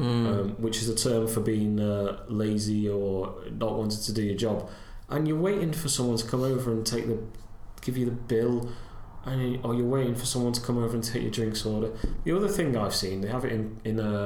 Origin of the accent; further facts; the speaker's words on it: United Kingdom; I'm so British